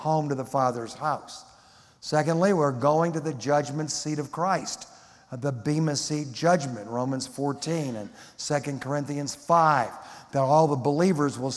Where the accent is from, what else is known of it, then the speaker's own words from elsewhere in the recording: Detroit, Michigan, United States; I grew up in Detroit in a non-believing home